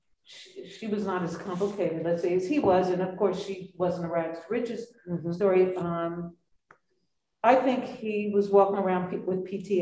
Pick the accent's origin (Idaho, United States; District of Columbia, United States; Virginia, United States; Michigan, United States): District of Columbia, United States; Washington; I grew up in Washington, D.C.